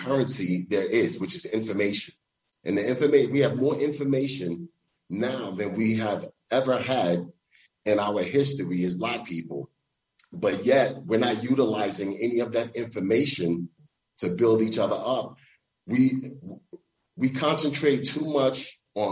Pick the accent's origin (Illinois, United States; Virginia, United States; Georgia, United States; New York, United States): New York, United States; New York City; I grew up in the housing projects in Brooklyn, New York